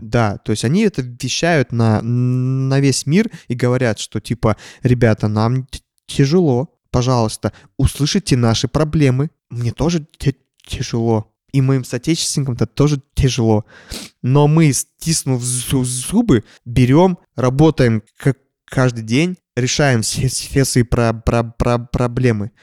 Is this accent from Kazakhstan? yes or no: yes; Kazakhstan; moved away; я вырос э, в Казахстане